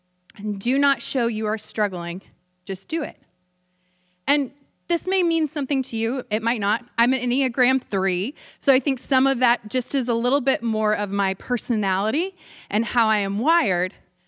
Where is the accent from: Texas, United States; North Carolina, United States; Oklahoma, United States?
Oklahoma, United States; Tulsa; I grew up in Tulsa, Oklahoma, talking about the buckle of the Bible Belt.